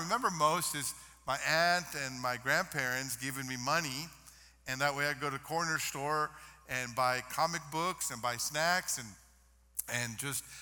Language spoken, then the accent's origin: English; Mexico; moved away; I grew up in Mexico